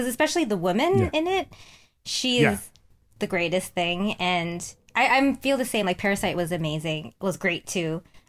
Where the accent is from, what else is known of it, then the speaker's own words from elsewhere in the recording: Vancouver, British Columbia, Canada; also born or lived in Toronto; I grew up in Vancouver and I just went to Toronto for when we filmed the show.